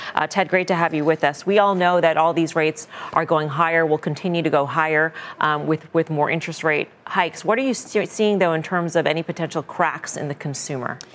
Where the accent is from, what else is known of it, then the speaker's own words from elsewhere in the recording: New York City, New York, United States; As a New Yorker